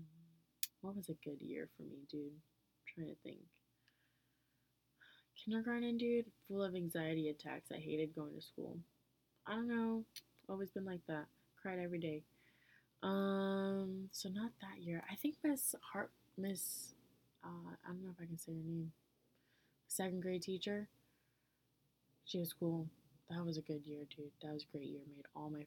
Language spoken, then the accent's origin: English; United States; being an American, I stood out anyway